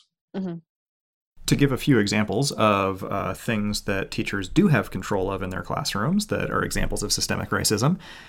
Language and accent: English; Oakland, California, United States; I grew up in Oakland.